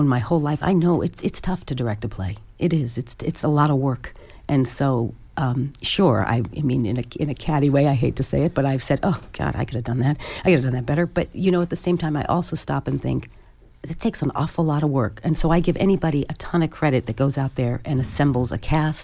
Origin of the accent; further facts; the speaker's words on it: West Coast, United States; when I was growing up on the West Coast